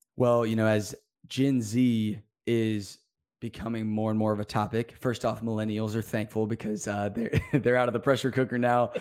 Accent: Birmingham, Alabama, United States; I am from Birmingham, Alabama.

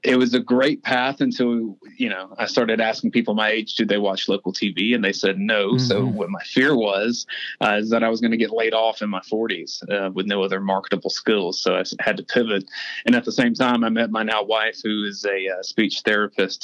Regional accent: Middle Georgia, United States; I grew up in Middle Georgia

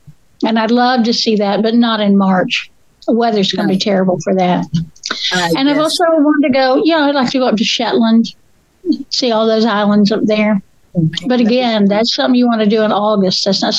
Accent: North Carolina mountains, United States; accent: Appalachian; my people were in Northern Ireland, but it was about 350 years ago. So, no, I'm from North Carolina, up in the mountains."

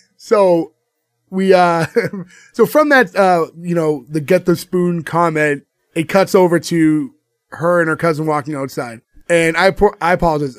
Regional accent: United States; we're American at the end of the day. We were born and raised here.

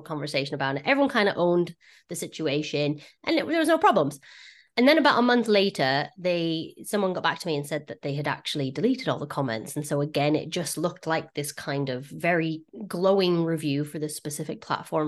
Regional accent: United States; accent: American; my American accent.

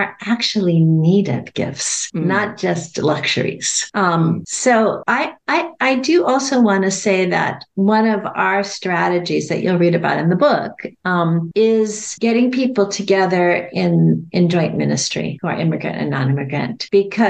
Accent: Los Angeles, California, United States; as somebody who was born and raised in Los Angeles

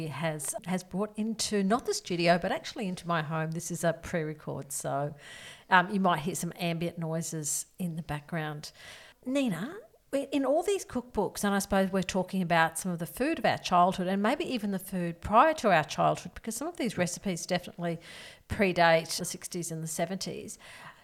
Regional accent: North Queensland, Australia; I grew up in the cane fields of North Queensland.

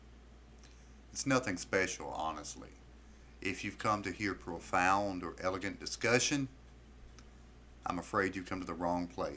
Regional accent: the South, Southern United States, United States; I am simply an American citizen, born Southern by the grace of God

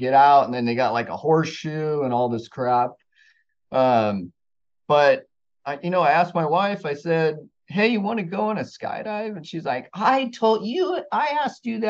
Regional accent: Los Gatos, California, United States; now in Huntington Beach, United States; I grew up in Northern California, mostly Huntington Beach. I mean, Los Gatos, Santa Cruz Mountains

